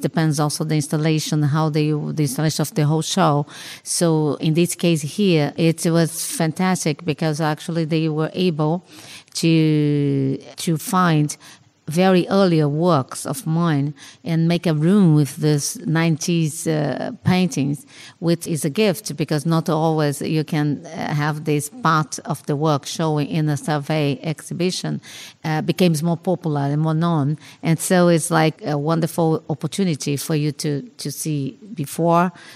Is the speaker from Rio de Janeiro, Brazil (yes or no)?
yes; Rio de Janeiro, Brazil; I was born in Rio de Janeiro, no? And grew up there and works and lives there so far